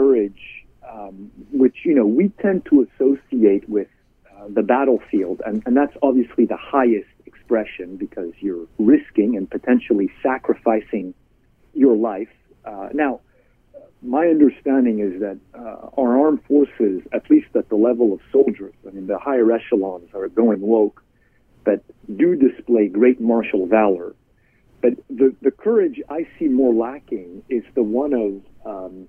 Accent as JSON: {"language": "English", "country": "Canada", "moved": "as an adult", "lives_now": "United States", "said": "I'm Canadian. I came to America to study political philosophy"}